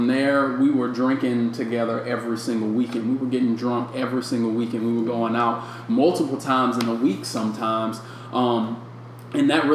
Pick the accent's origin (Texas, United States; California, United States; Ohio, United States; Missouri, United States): Missouri, United States; St. Louis; moved away; I'm from St. Louis